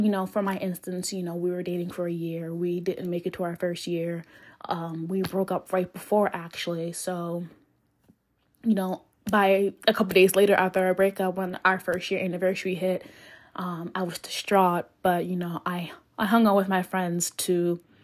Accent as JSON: {"language": "English", "town": "Philadelphia", "region": "Pennsylvania", "country": "United States", "said": "I'm from Philly. I'm just gonna say I'm I'm from Philly because I'm only like two minutes away from West Philadelphia."}